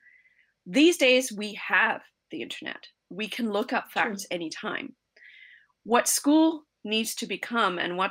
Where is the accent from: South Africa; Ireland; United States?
South Africa; moved away; I was born in South Africa, and I grew up out in the middle of the African bush